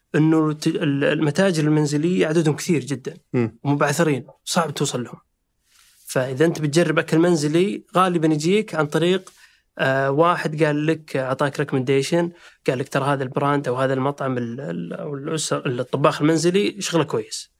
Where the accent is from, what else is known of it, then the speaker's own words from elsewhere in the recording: Saudi Arabia; احنا شباب سعودي